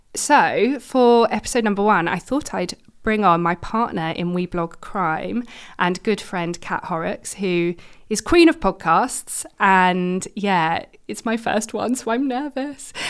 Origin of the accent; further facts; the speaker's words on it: London, United Kingdom; moved away as an adult; now in Manchester, United Kingdom; I'm from London originally